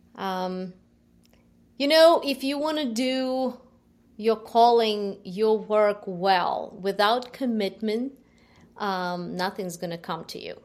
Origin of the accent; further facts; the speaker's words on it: Ukraine; English is a second language; moved away as an adult; I was born, uh, in Ukraine. You, you could hear, um, from my, judge from my accent. Uh, half of my life I lived in Ukraine